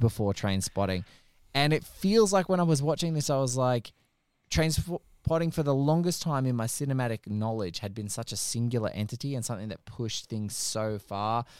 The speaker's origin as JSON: {"language": "English", "country": "Australia", "said": "as an Aussie"}